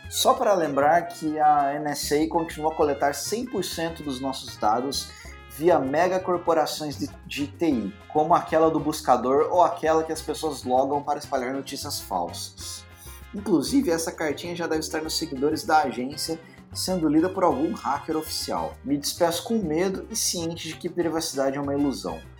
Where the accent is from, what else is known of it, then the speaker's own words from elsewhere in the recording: Minas Gerais, Brazil; eu sendo mineiro